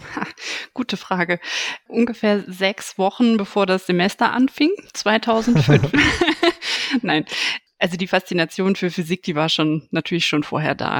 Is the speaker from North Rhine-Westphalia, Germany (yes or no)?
yes; Aachen, North Rhine-Westphalia, Germany; ich bin in Aachen aufgewachsen, auch tatsächlich in der Nähe der RWTH.